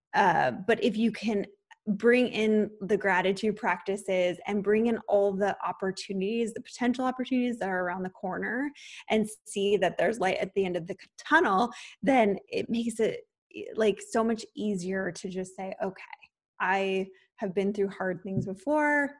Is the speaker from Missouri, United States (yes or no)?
no; San Diego, California, United States; moved away as an adult; also born or lived in Los Angeles; I moved from San Diego where I grew up to Los Angeles